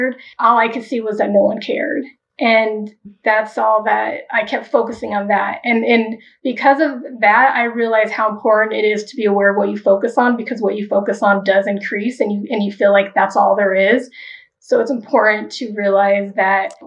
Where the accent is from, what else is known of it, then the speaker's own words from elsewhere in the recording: Wichita, Kansas, United States; now in Denver, United States; I was born in Wichita, Kansas. And at that point, my mother and my sisters lived with my father's mother, and she was Catholic. And so for a while there, we did go to Catholic churches. And then when we moved to Denver, where I'm here now